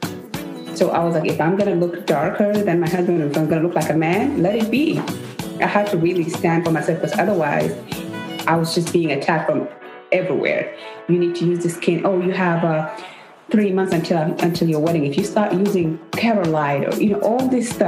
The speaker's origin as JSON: {"language": "English", "country": "South Sudan", "moved": "yes", "lives_now": "United States", "said": "I'm from South Sudan."}